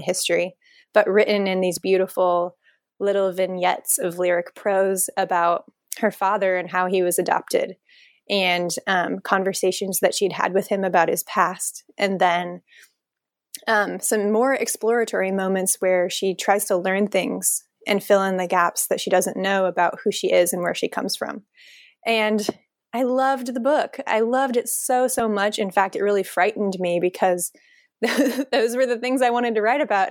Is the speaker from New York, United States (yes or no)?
no; Nebraska, United States; moved away as an adult; also born or lived in Omaha, Nebraska; now in Portland, United States; I'm a Nebraskan native. I grew up there in a really small town of a thousand people and went to college in Omaha